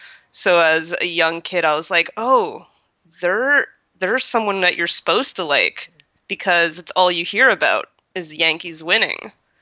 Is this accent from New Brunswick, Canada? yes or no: yes; New Brunswick, Canada; born there; I am Canadian. I was born in New Brunswick, which is kind of like close to New York and like Maine and everything.